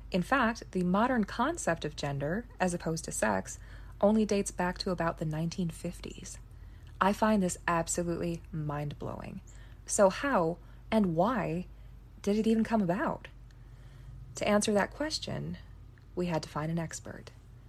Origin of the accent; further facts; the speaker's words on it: United States; So growing up in America, gender just seems like it's part of the natural order.